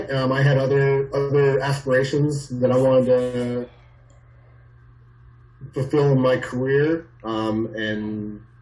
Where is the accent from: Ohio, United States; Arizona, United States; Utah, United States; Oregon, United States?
Arizona, United States; Phoenix; also born or lived in California / New York; I was born in California, lived in upstate New York, and then ultimately um, grew up, you know, through my high school and, and beyond years in Phoenix, Arizona